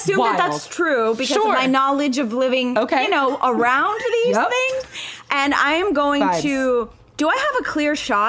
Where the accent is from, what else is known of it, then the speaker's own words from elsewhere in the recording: Florida, United States; I'm from Florida